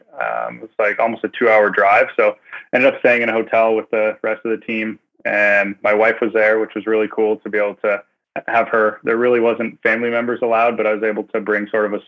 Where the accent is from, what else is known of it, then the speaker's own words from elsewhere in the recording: near Toronto, Ontario, Canada; Argonauts fan growing up near Toronto